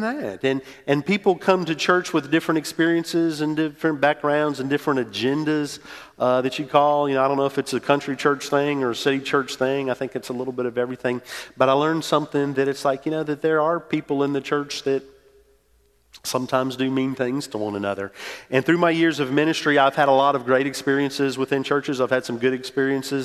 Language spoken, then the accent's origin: English; New Orleans, Louisiana, United States; moved away as an adult; also born or lived in Metairie, Louisiana / Mississippi State; I grew up in New Orleans, went to school at Mississippi State